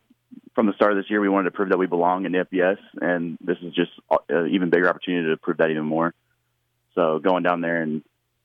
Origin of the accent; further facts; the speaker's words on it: North Carolina, United States; moved away; it's in my home state.